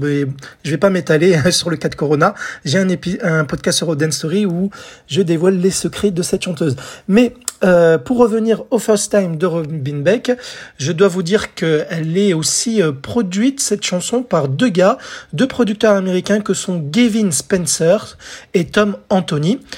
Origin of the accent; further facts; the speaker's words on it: France; chez nous en France